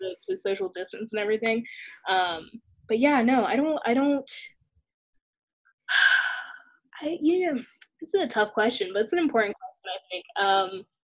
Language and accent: English; the South, United States; moved away as an adult; I'm from the South